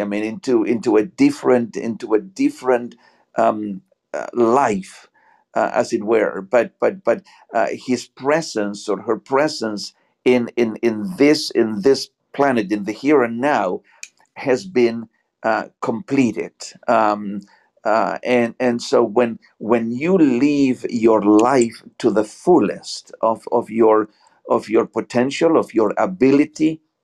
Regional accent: Buenos Aires, Argentina; English is a second language; also born or lived in Georgia, United States; now in Atlanta area, Georgia, United States; where I am from, uh, originally from uh, Buenos Aires, Argentina.

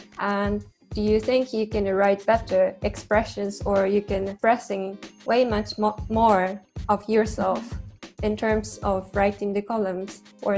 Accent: Japan; moved away; I'm also from Japan

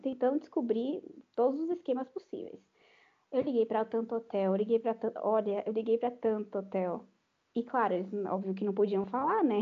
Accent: Salvador, Bahia, Brazil; moved away; eu sou de Salvador.

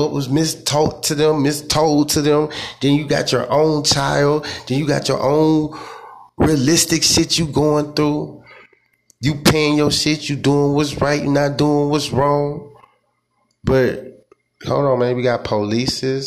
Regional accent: United States; I'm African American

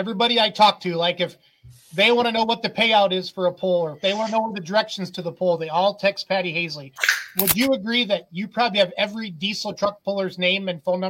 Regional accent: Richland Center, Wisconsin, United States; born or raised there

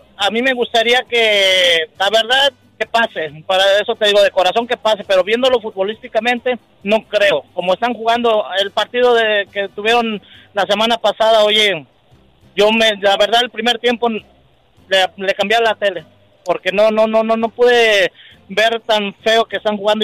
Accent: Mexico; Yo soy mexicano

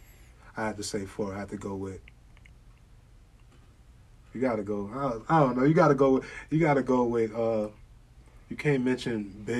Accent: New York, United States; I'm a rapper from New York.

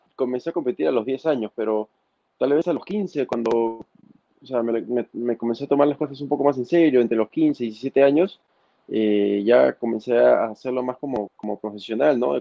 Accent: Máncora, Piura, Peru; soy de Máncora, eh, vivo muy cerca de la playa

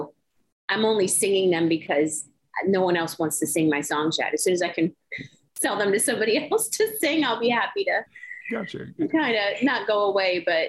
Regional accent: Florida, United States; moved away as an adult; also born or lived in Miami, Florida / Everglades, Florida / Clewiston, Florida / Buffalo, New York; You did good, pronounced it well. And I'm a singer-songwriter from South Florida. I was born in Miami and spent most of my life in Florida. I moved out of the state to Western New York about a dozen years, and I moved back last year.

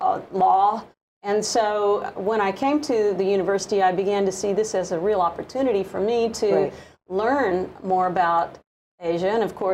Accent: Oklahoma, United States; now in Hawaii, United States; growing up in Oklahoma, when I came to Hawaii

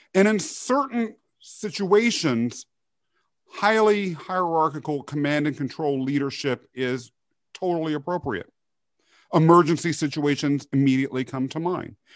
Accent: Kansas, United States; also born or lived in Europe; they brought me to the U S where I was raised in Kansas.

